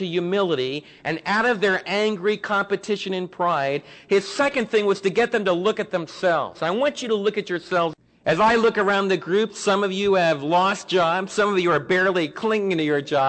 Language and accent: English; New York City, New York, United States; now in Midlothian, United States; I was raised in Manhattan.